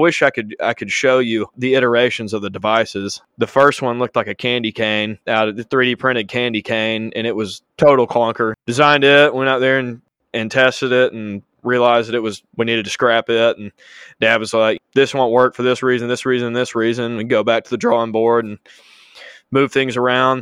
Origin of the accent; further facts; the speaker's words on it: Chelsea, Alabama, United States; I'm originally from Birmingham, just out of Birmingham called Chelsea, and grew up